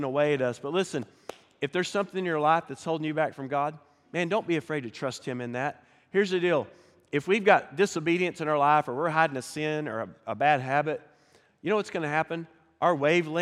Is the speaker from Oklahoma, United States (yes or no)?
yes; Pryor, Oklahoma, United States; now in Fort Smith, United States; So I grew up in Northeast Oklahoma, a little town called Pryor. Grew up in the country